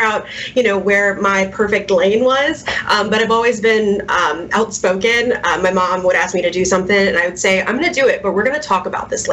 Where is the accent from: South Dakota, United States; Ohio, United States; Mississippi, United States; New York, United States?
Mississippi, United States; Ocean Springs; also born or lived in Germany; I was born in Ocean Springs in, you know, back in the 80s. And then my father was in the military, so we traveled quite a bit. Lived in Germany, and then ended up coming back down south, down home, and I want to say later elementary school, and I've been here ever since